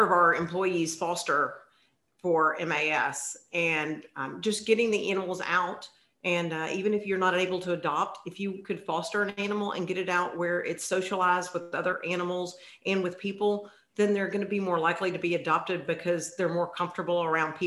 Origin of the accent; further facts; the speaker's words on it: Memphis, Tennessee, United States; moved away as an adult; also born or lived in Atlanta / Florida; I am from Memphis. I grew up in Memphis